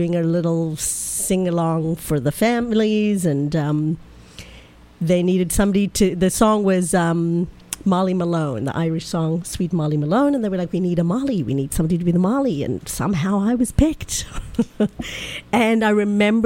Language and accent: English; South Africa; now in New York, United States; I was born in South Africa